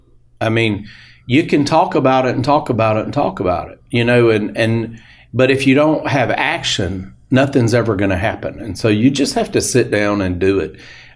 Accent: Tennessee, United States; They thought that was hilarious that I had come up there all the way from, from Tennessee to do this.

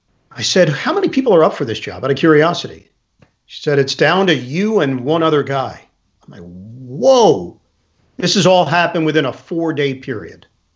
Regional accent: New York City, New York, United States; also born or lived in Manhattan; I grew up in Queens. I was living in Manhattan.

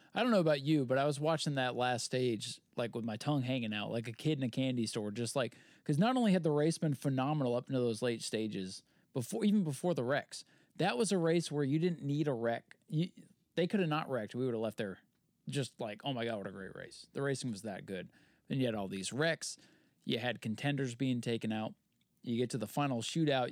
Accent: Maine, United States; moved away; also born or lived in Florida; in my home state.

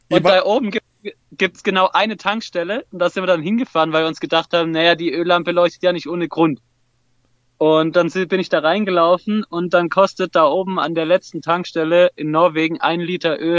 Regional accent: Swabia, Baden-Württemberg, Germany; born or raised there; also born or lived in Hesse

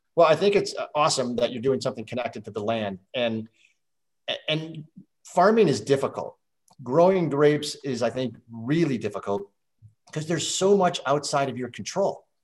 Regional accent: Midwest, United States; I grew up on a farm, didn't do you know, it was row crops, uh, beans and corn in the Midwest

